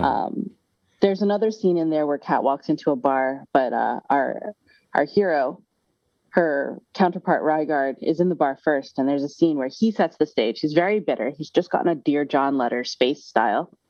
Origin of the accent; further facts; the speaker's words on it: Syracuse, New York, United States; I was born here in Syracuse, at Syracuse, like just outside of Syracuse University